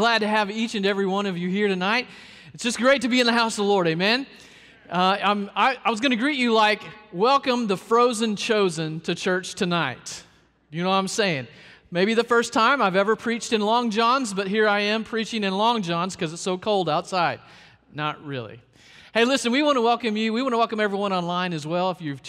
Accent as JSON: {"language": "English", "region": "Arkansas", "country": "United States", "tie": "born or raised there", "also_born_or_lived": "South Carolina", "lives_now": "Florida, United States", "said": "but I was born in Arkansas, raised a little bit in Arkansas, moved to South Carolina, and here in Florida"}